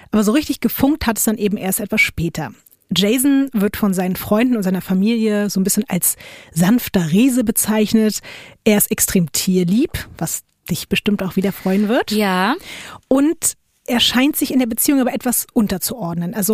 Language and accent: German; Duisburg, North Rhine-Westphalia, Germany; Ich komme aus Duisburg.